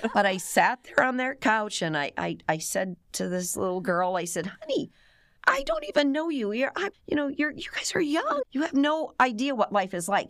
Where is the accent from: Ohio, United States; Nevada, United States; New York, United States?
Ohio, United States; Cleveland; moved away as an adult; I was born and raised in Cleveland, Ohio, suburbs of Cleveland